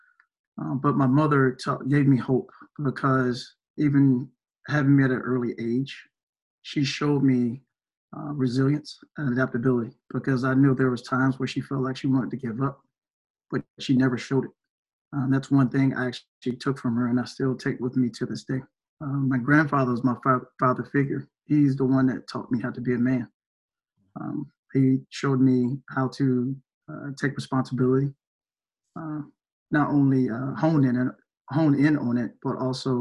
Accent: Greenville, South Carolina, United States; I'm originally from Greenville, South Carolina

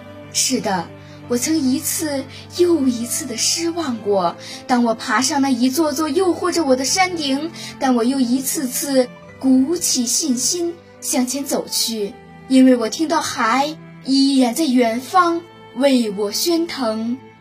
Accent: Tianjin, China; 今年十三岁，我来自天津市蓟州区出头岭镇，这是一个离县城有近四十分钟车程的偏远乡镇。

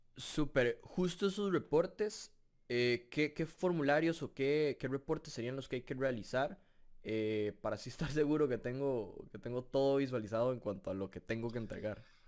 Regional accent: Costa Rica; yo sí soy costarricense y resido en Costa Rica

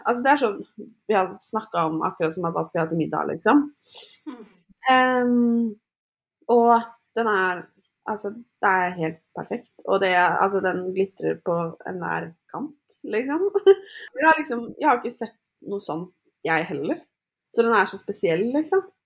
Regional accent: Norway; now in United States; så flytta vi jo inn i ny leilighet hjemme i Norge

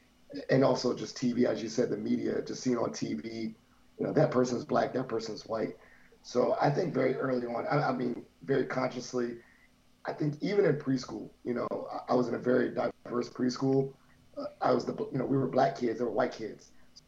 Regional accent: United States; I knew I was black since day one, in a sense that I grew up in America.

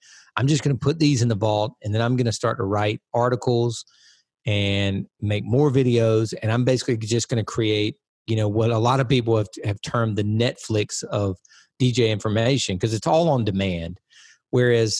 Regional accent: Wilson, United States; 45 minutes east of here. And that's where I lived, obviously, you know, birth through end of high school, 18

